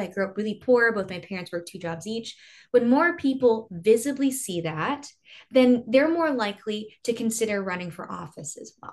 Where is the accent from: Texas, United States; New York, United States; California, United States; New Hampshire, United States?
Texas, United States; I grew up in a really small town.